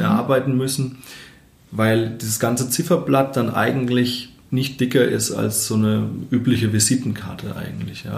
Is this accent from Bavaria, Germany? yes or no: yes; Obereschenbach, Bavaria, Germany; also born or lived in Hammelburg; Obereschenbach, also mein Heimatdorf.